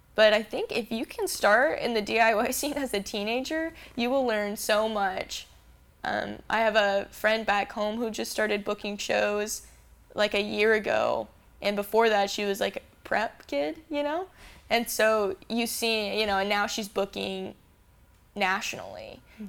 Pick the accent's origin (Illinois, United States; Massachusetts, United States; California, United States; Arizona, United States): Arizona, United States; Phoenix; also born or lived in Salt Lake City, Utah; I'm born and raised in Phoenix, and I moved to Utah to go to school